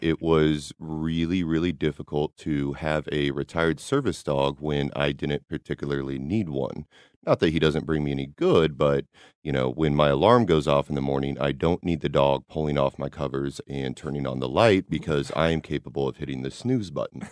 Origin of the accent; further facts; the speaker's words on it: Kansas City, Missouri, United States; We're all from Kansas City